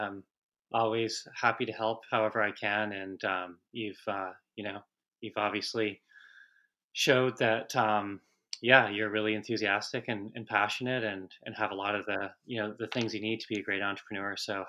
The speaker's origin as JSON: {"language": "English", "town": "Vancouver", "region": "British Columbia", "country": "Canada", "tie": "born or raised there", "said": "I grew up in Canada, in Vancouver, and it was pretty common there, of course, to play hockey and start really young."}